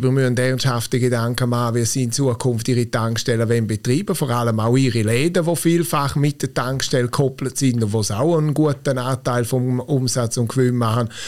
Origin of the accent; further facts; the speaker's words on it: Graubünden, Switzerland; Als Bündner will man natürlich, dass man immer die Nase vorne hat.